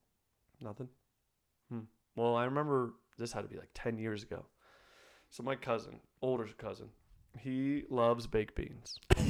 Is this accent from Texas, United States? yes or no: no; New York, United States; I'm from New York.